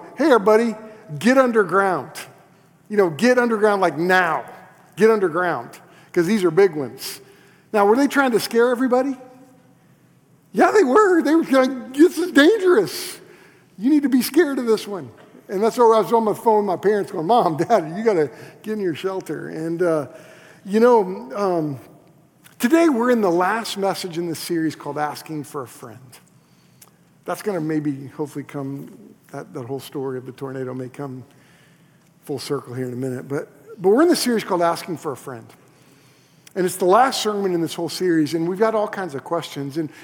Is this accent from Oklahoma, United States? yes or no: yes; Moore, Oklahoma, United States; moved away; I was in the heart of Moore, Oklahoma. That's where I grew up